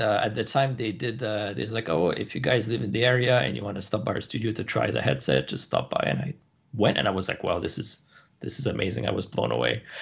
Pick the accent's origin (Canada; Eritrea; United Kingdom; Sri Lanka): Canada; also born or lived in San Francisco; I moved back to Canada. I'm Canadian, so I moved back to Canada, started my business here